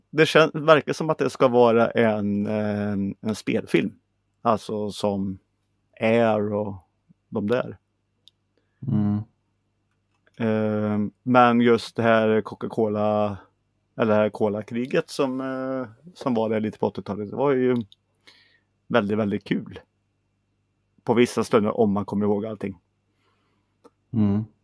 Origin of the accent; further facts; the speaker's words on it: Sweden; Men jag är en svensk psycho. Jag är ingen American psycho.